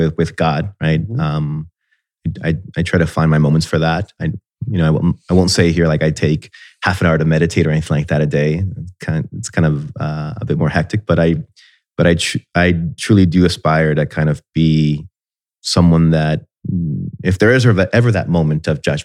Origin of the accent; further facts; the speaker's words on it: Puerto Rico; moved away as an adult; also born or lived in Miami Beach, Florida, United States; now in Columbus, United States; growing up in Miami and in Puerto Rico, you kind of get used to paradise